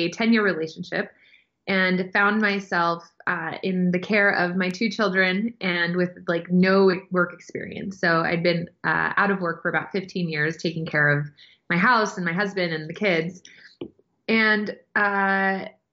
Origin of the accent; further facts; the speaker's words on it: San Diego, California, United States; I was born in San Diego, California, and I'm an only child